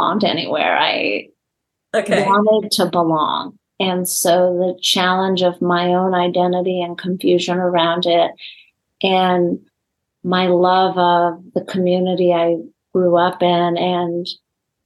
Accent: Los Angeles, California, United States; even after we moved from Los Angeles to the West Side

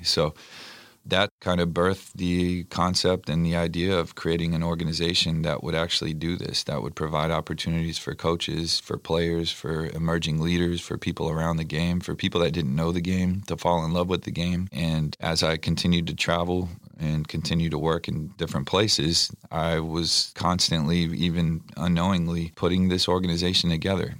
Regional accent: San Antonio, Texas, United States; I was born and raised in San Antonio, Texas

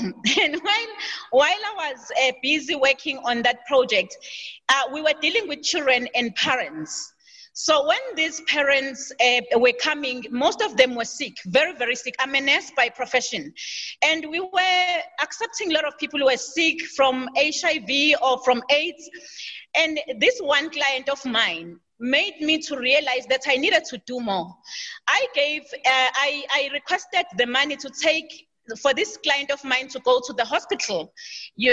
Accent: Durban, KwaZulu-Natal, South Africa; I was born in KZN, KwaZulu-Natal, and I grew up in KwaZulu-Natal in the township called Chesterville

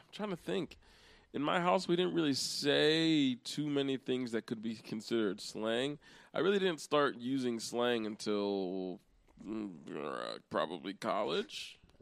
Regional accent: Pennsylvania, United States; also born or lived in New Castle, Pennsylvania / Hershey, Pennsylvania; I was born and raised in Pennsylvania. I've been here. I've never lived uh, in another state

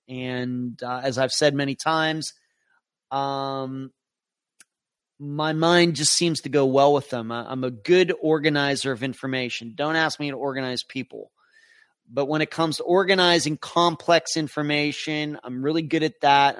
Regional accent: Pennsylvania, United States; moved away; close to where I grew up in Pennsylvania

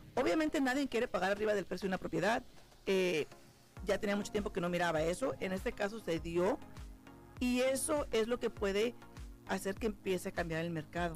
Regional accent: San Jose, California, United States; moved away; Yo soy de, de, la Bahía, yo soy de San José, California

